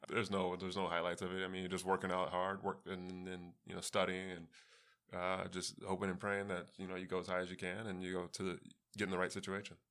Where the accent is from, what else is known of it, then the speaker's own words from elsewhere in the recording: East Coast, United States; also born or lived in California; I grew up on the East Coast, so, I mean, although I was born in California